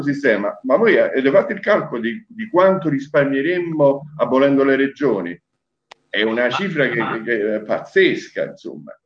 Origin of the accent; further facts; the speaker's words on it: Apulia, Italy; moved away; also born or lived in Naples; io sono nato in Puglia